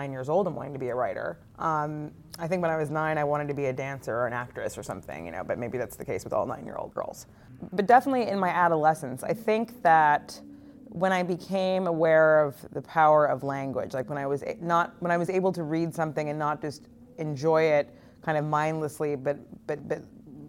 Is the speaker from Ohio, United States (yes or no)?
no; California, United States; moved away as an adult; also born or lived in New York; I did not want to be where I had grown up.